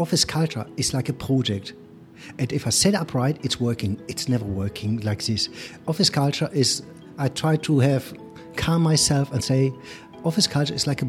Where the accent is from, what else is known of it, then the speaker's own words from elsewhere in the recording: Germany; accent: German; English is a second language; You hear I have a sweet German accent. Somehow I cannot get rid of it. I grew up in Germany